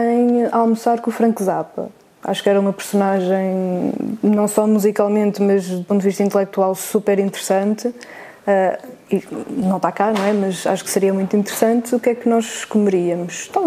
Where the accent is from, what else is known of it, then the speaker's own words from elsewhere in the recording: North, Portugal; Superboc, sou do Norte.